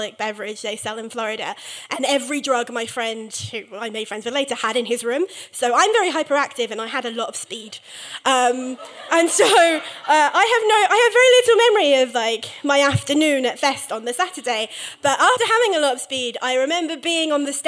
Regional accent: England, United Kingdom; as an English person

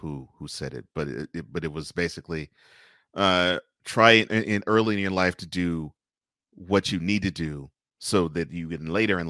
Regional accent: Houston, Texas, United States; I grew up in Houston

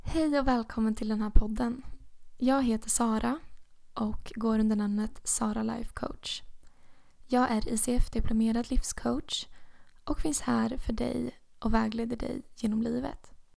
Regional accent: Motala, Östergötland, Sweden; also born or lived in Uppsala; Motala är min hemstad

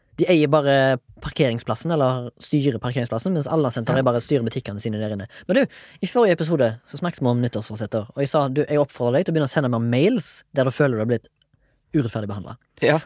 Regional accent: Haugesund, Rogaland, Norway; jeg kommer fra Haugesund

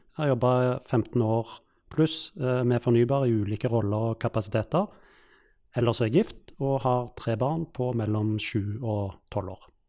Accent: Stavanger, Rogaland, Norway; moved away; når jeg vokste opp i Stavanger

